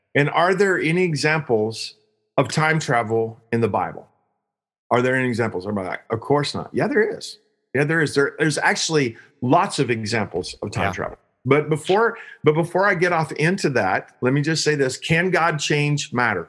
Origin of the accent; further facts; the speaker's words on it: Joshua, Texas, United States; I'm from Joshua, Texas.